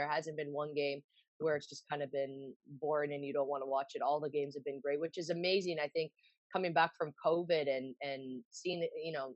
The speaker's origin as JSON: {"language": "English", "town": "Vaughan", "region": "Ontario", "country": "Canada", "tie": "born or raised there", "also_born_or_lived": "Toronto", "said": "I grew up in Toronto until I was like three and a half, and we moved to Vaughan, so just outside the GTA, so about 40 minutes north of Toronto."}